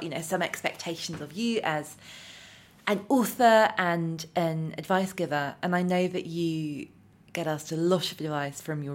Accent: United Kingdom; as a British person

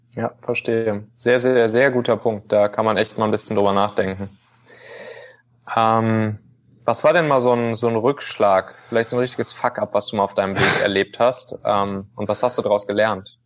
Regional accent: Rhineland, Germany; ich bin auch Rheinländer

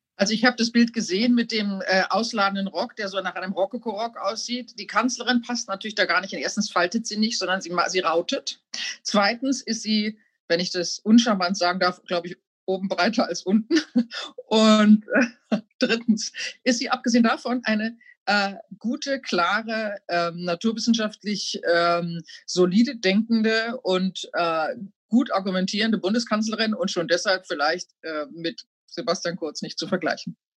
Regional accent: Germany; als Deutsche

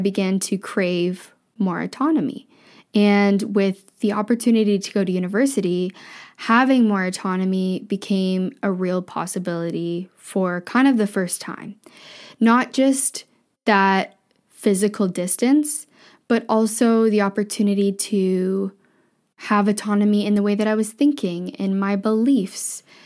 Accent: Ontario, Canada; moved away as an adult; also born or lived in Vancouver / Ottawa; I grew up in a small town in Ontario.

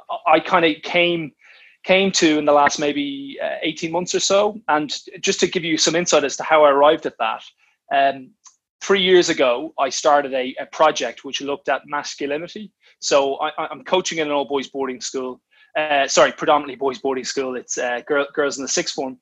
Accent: Ireland; now in England, United Kingdom; I'm an Irishman

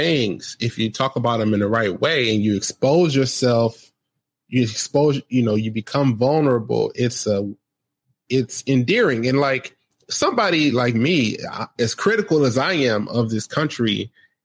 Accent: United States; I grew up in America

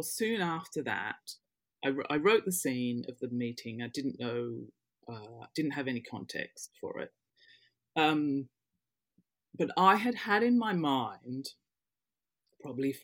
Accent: Western Australia, Australia; moved away as an adult; also born or lived in London, United Kingdom; now in United Kingdom; I had my growing up and formative years in Western Australia.

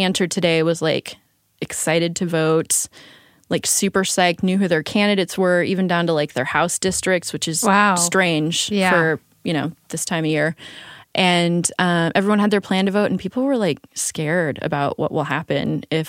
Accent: Colorado, United States; I'm from Colorado.

